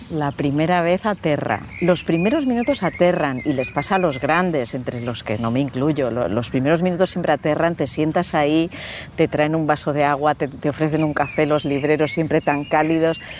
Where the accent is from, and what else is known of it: Spain